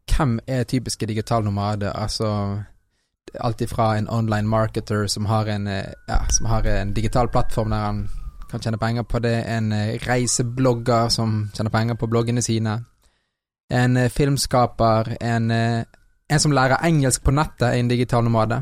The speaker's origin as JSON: {"language": "Norwegian", "country": "Norway", "tie": "born or raised there", "said": "jeg er halvt fra Colombia, så har jo jeg eh, vokst opp i Norge"}